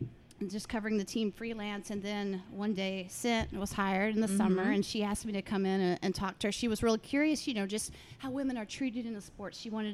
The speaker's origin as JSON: {"language": "English", "town": "Duncanville", "region": "Texas", "country": "United States", "tie": "born or raised there", "said": "I grew up in here in Dallas. I grew up in Duncanville."}